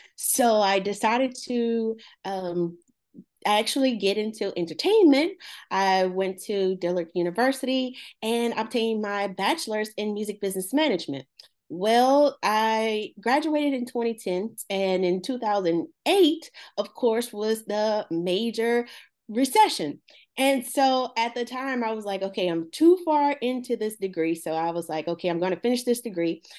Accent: Baldwin, Louisiana, United States; also born or lived in Franklin, Louisiana; I am from a little town called, uh, Baldwin, Louisiana

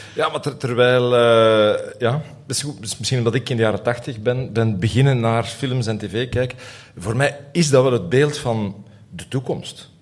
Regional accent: Aalst, Flanders, Belgium; ik groeide op in Aalst.

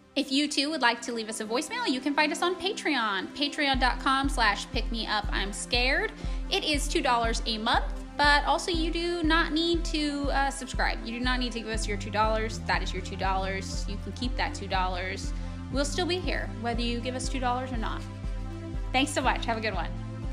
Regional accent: Fresno, California, United States; moved away; I grew up in Fresno

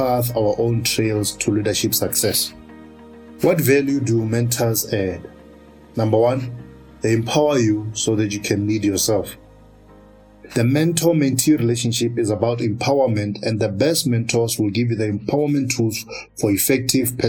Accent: Polokwane, Limpopo, South Africa; my hometown of Polokwane and I was 16 years old

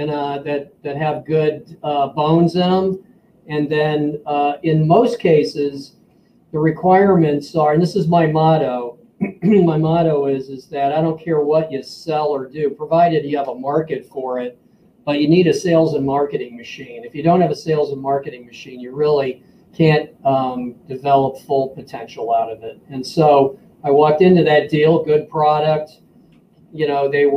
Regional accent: Washington, District of Columbia, United States; moved away as an adult; now in St. Louis, United States; I'm from Washington, D.C. That's where I grew up.

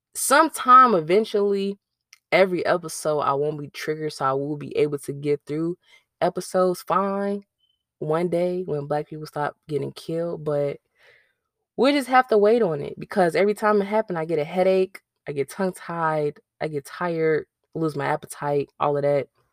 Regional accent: Chicago, Illinois, United States; now in North Carolina, United States; I'm from Chicago

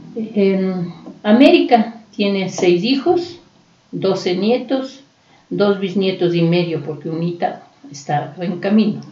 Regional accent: Quito, Pichincha, Ecuador; somos de aquí, de la Vicentina, porque hemos estado cerca

